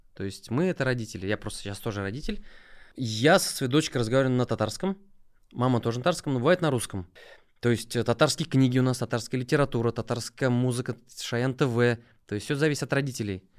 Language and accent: Russian; Nizhnekamsk, Tatarstan, Russia; also born or lived in Mamadyshsky District / Kazan; Я родом из Нижнекамска